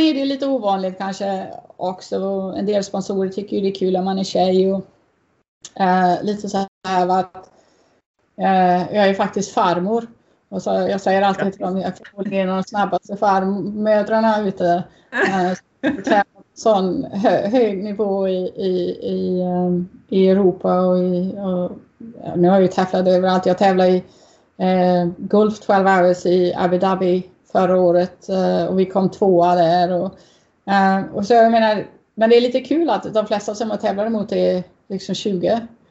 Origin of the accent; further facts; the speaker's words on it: Uddevalla, Västra Götaland, Sweden; moved away; i Uddevalla där jag växte upp